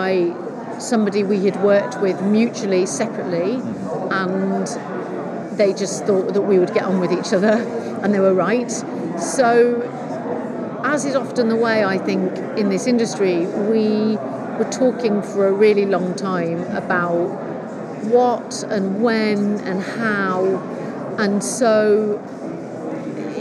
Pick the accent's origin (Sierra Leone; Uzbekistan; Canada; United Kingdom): United Kingdom; Manchester, North West England; I'm from Manchester, yeah. I live there